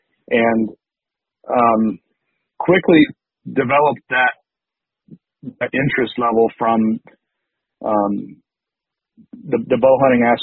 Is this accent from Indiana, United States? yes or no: yes; Indiana, United States; I was a Purdue guy, growing up in Indiana my whole life.